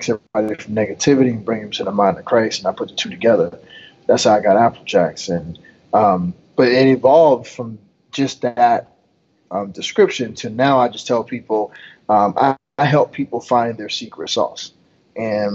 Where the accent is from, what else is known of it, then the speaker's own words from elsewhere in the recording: Fayetteville, North Carolina, United States; moved away; also born or lived in Connecticut; I grew up in Fayetteville, North Carolina, but I also lived in Connecticut